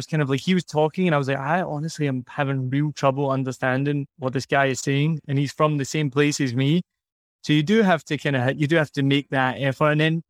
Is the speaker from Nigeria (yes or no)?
no; Scotland, United Kingdom; me, no, I'm from Scotland. It's different.